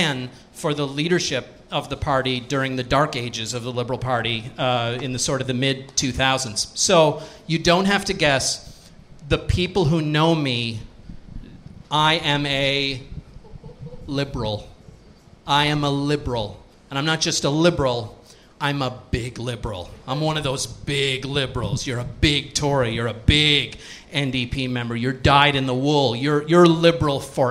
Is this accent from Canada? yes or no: yes; Cape Breton Island, Nova Scotia, Canada; I grew up in Cape Breton Island